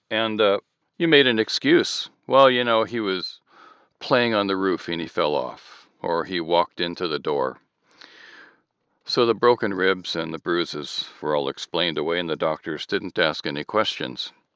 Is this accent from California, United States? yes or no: yes; Southern California, United States; born or raised there; also born or lived in Michigan